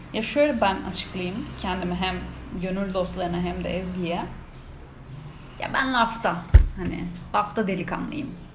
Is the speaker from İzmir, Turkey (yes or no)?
yes; İzmir, Turkey; moved away; ben de İzmirliyim